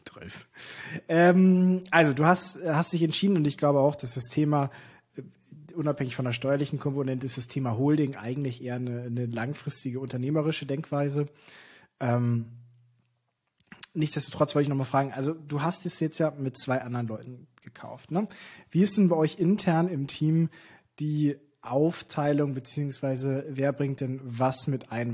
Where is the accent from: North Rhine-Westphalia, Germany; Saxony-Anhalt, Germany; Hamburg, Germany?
Hamburg, Germany; als Hamburger